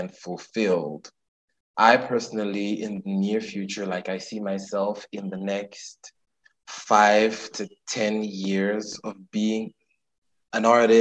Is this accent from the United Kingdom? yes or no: no; Nigeria; as a queer Nigerian living in Nigeria